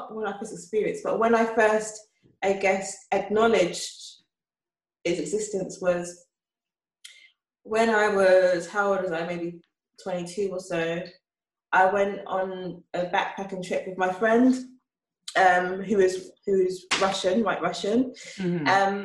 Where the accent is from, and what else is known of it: England, United Kingdom